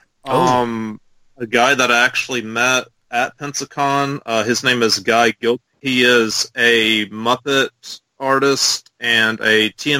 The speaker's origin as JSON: {"language": "English", "town": "Gulf Shores", "region": "Alabama", "country": "United States", "said": "Gulf Shores, Alabama."}